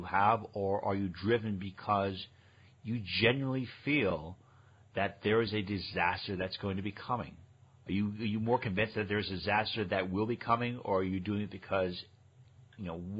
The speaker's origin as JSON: {"language": "English", "region": "New York", "country": "United States", "also_born_or_lived": "Connecticut", "moved": "yes", "said": "I was from New York and I was living in Connecticut at the time"}